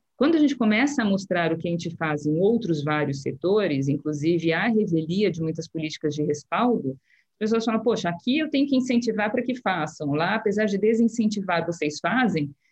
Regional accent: Brazil; nós somos brasileiros

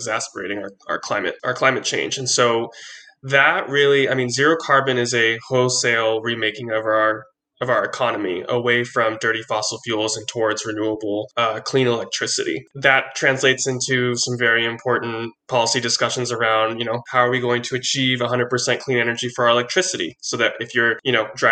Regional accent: Oceanside, California, United States; I'm from Oceanside

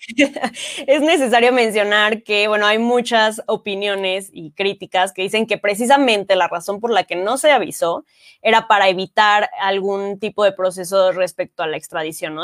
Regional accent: Mexico; nosotros como mexicanos y mexicanas

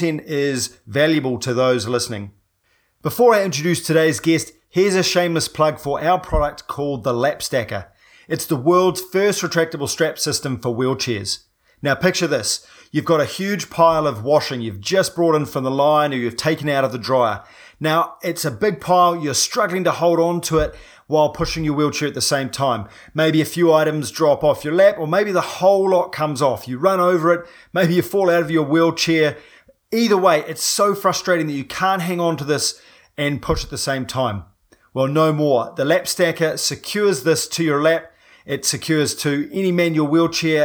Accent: New Zealand; I'm a paraplegic from New Zealand

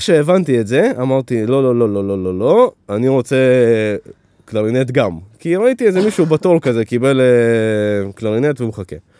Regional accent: Netanya, Central District, Israel; also born or lived in Ukraine; נולדתי באוקראינה, עלינו לפה ב- כשהייתי בן חמש, חמש וחצי, והשתכנו בנתניה

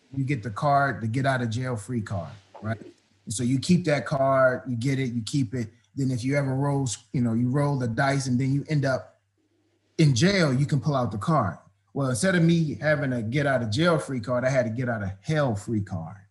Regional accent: Prince George's County, Maryland, United States; also born or lived in Washington, D.C.; I uh, born there, grew up right outside of D.C. in Prince George's County, Maryland

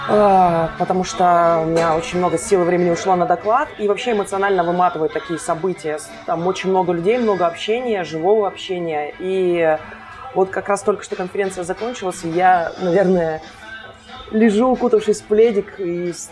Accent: Kostomuksha, Republic of Karelia, Russia; born there; now in Saint Petersburg, Russia; А, я родилась в маленьком городочке под названием Костомукша. Этому городу всего в районе 35 лет.

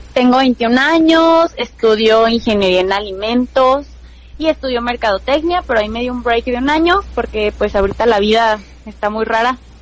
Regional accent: Hidalgo, Mexico; also born or lived in Mexico City; vivo en en Hidalgo ahorita, soy de Hidalgo, vivía en la Ciudad de México

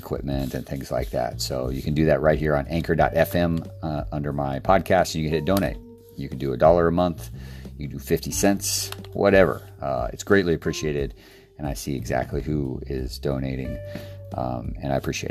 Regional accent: Fairbanks, Alaska, United States; moved away as an adult; also born or lived in Idaho; As cool as it sounds to live there, it was freezing cold in Fairbanks, Alaska.

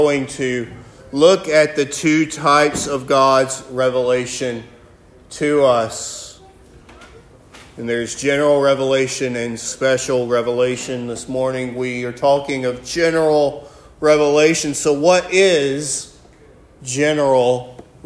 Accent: Alabama, United States; moved away; also born or lived in Iraq; I'm from Alabama

